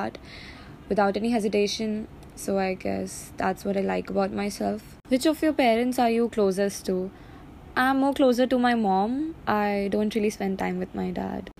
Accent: Kolkata, West Bengal, India; I'm from Kolkata in West Bengal in India.

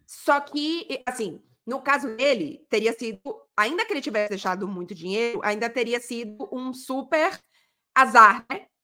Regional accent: Brazil; eu sou do Brasil

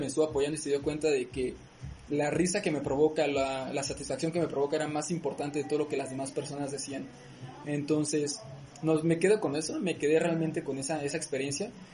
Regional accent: Morelia, Michoacán, Mexico; soy de aquí de Morelia.

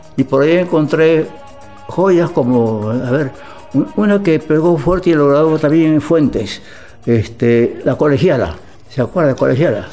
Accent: Lima, Peru; moved away as an adult; also born or lived in Buenos Aires, Argentina / Montevideo, Uruguay / Brazil; Yo salí de Perú en el año 51 a Buenos Aires a estudiar ingeniería

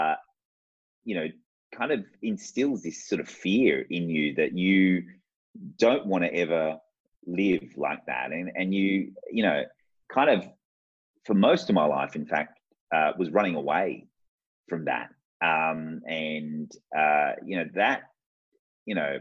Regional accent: Sydney, New South Wales, Australia; also born or lived in Baghdad, Iraq; I grew up in the southwest of Sydney. So I grew up in Liverpool and in Fairfield

